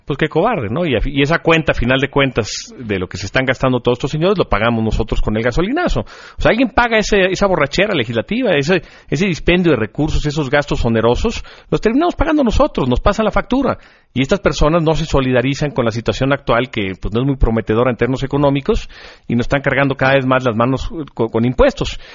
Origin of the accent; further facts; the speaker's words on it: Mexico; somos nosotros, los mexicanos